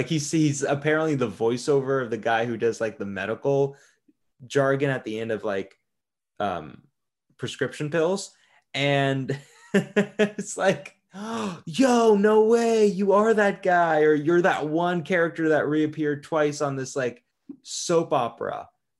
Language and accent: English; Florida, United States; Yeah, but I grew up in Florida, So I've seen some shit with clippers, nail clippers.